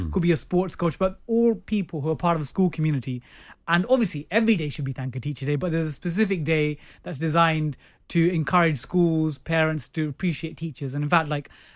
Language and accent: English; London, United Kingdom; I grew up in East Ham